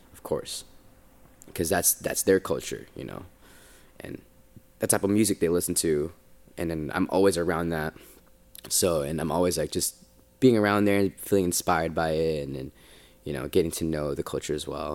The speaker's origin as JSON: {"language": "English", "area": "Bay Area", "region": "California", "country": "United States", "tie": "born or raised there", "also_born_or_lived": "Philippines", "moved": "as an adult", "lives_now": "Los Angeles, United States", "said": "that Bay kid, 'cause I'm from the Bay."}